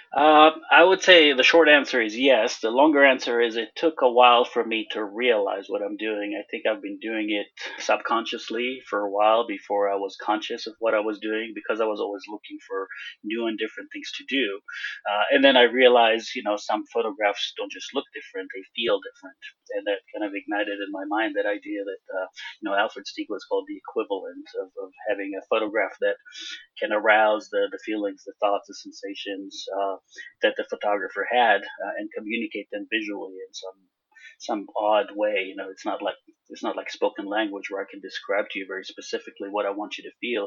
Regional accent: Israel; moved away as an adult; now in United States; I grew up in Israel

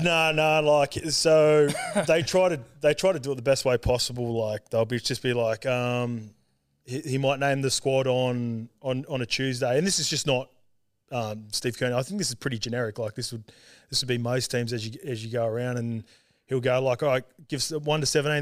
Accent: Sydney, New South Wales, Australia; also born or lived in Auckland, New Zealand / Salford, England; when I was three, we moved back to Australia and we, I grew up in, like, Western Sydney out Saint Clair Way near Penrith

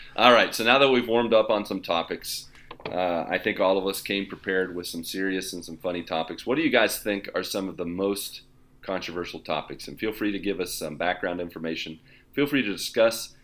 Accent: West Virginia, United States; now in Brazil; I'm from West Virginia

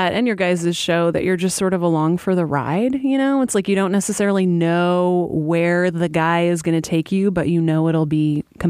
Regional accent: Alaska, United States; moved away; I grew up in Alaska and I moved here

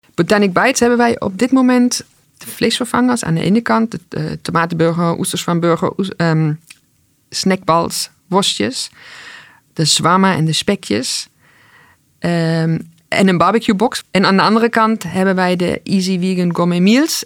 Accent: East Germany, Germany; now in Netherlands; Ik ben opgegroeid in Oost-Duitsland

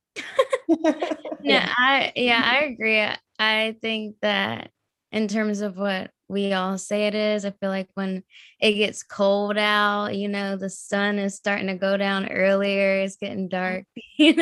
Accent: Raleigh, North Carolina, United States; I'm from Raleigh.

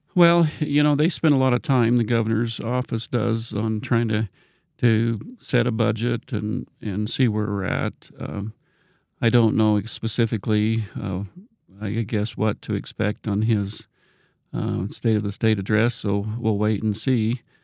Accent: Rexburg, Idaho, United States; I'm from this area. I grew up in Rexburg, Madison County

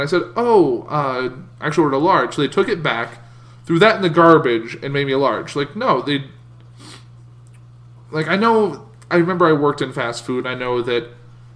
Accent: United States; I'm an American

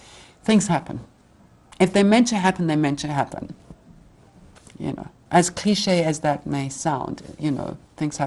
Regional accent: Botswana; my hometown

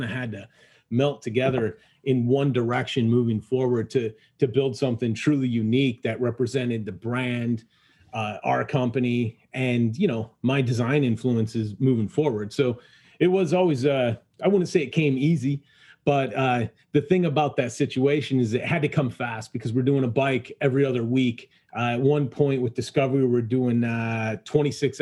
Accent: Illinois, United States; we're both from Illinois

